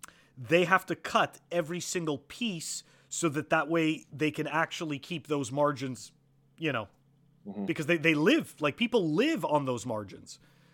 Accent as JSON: {"language": "English", "country": "Canada", "said": "So look, I come from Canada, so I know what it's like to have socialized medicine. I moved here."}